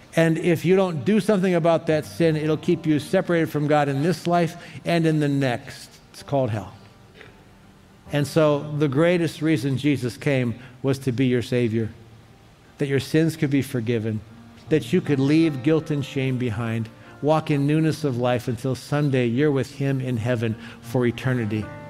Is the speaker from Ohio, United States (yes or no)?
yes; Cleveland, Ohio, United States; growing up in Cleveland